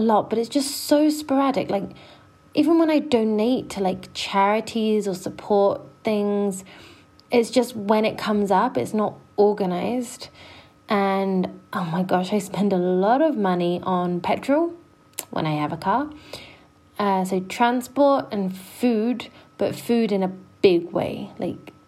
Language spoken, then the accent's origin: English; London, United Kingdom; growing up in London